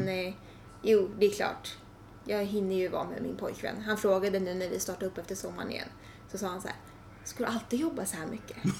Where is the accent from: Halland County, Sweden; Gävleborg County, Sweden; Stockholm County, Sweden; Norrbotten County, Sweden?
Stockholm County, Sweden; Tyresö; also born or lived in Trollbäcken; jag är född på Tyresö Brevik ja. och bott där i 15 år.